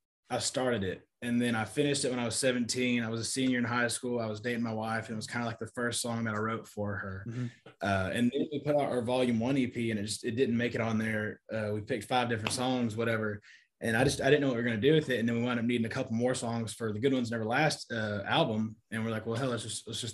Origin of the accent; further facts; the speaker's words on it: Bradford, Texas, United States; I grew up in Bradford, Texas